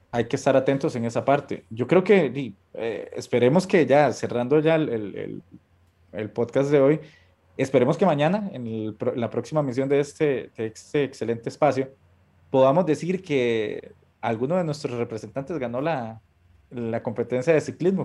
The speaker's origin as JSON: {"language": "Spanish", "country": "Costa Rica", "said": "yo como costarricense"}